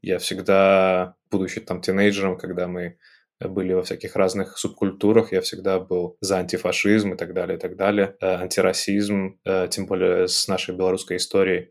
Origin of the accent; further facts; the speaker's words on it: Belarus; moved away as an adult; also born or lived in United Arab Emirates / Minsk; now in Italy; я белорус